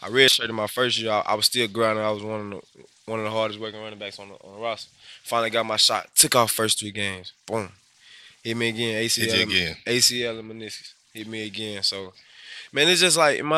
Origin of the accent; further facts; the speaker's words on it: Ponchatoula, Louisiana, United States; I'm from Ponchatoula, Louisiana, about 45 minutes away. Small town